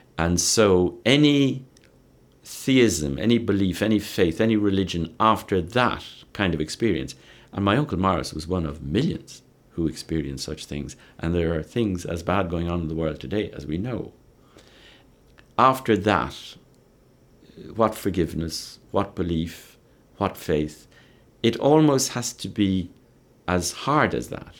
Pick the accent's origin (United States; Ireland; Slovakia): Ireland; growing up in Ireland, where I saw Protestants and Catholics killing each other in the name of religion